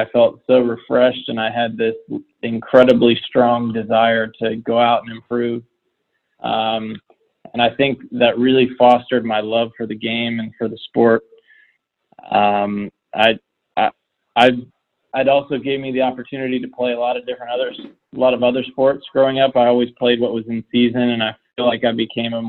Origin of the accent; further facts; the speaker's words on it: Indiana, United States; now in Florida, United States; being a kid in Indiana